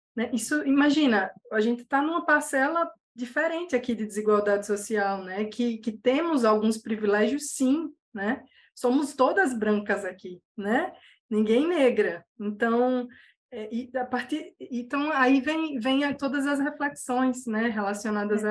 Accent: Paraíba, Brazil; moved away; also born or lived in São Paulo; vim do interior, de um sertão, lá da Paraíba

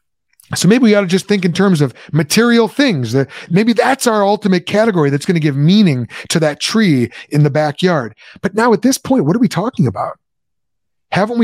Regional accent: United States; I'm an American.

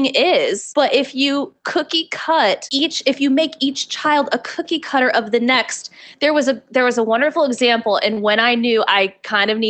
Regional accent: the South, United States; I'm from the South.

